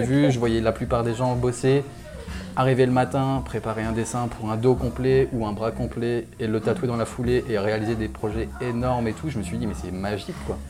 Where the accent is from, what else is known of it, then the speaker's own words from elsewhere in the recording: Réunion; moved away as an adult; also born or lived in Lyon; je viens de La Réunion. Je suis arrivé en France il y a une dizaine d'années pour les études.